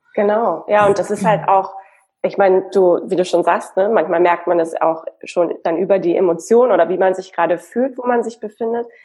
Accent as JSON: {"language": "German", "region": "Hamburg", "country": "Germany", "moved": "yes", "lives_now": "Berlin, Germany", "said": "Ich lebe in Berlin und ursprünglich bin ich eine Hamburgerin"}